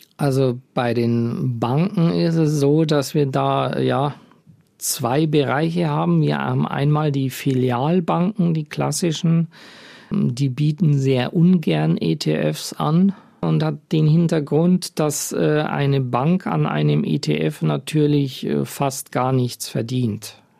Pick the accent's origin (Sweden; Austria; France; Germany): Germany; bei uns in Deutschland